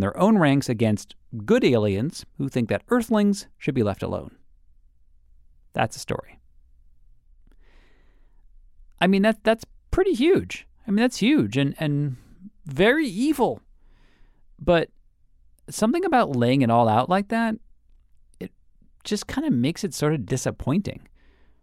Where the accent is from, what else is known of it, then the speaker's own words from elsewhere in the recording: Massachusetts, United States; I grew up in Massachusetts.